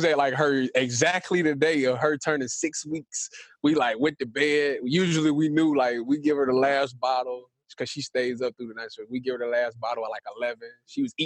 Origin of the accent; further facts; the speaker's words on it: Cleveland, Ohio, United States; I'm from Cleveland